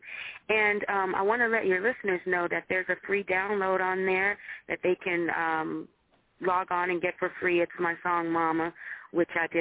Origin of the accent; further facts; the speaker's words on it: Michigan, United States; I am from the Midwest